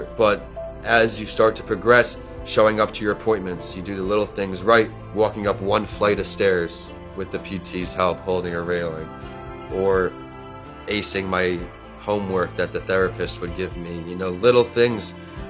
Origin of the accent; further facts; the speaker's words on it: East Northport, New York, United States; moved away as an adult; also born or lived in Tampa, Florida; I'm from East Northport, New York, and I went to school at the University of Tampa. I'm 28 years old.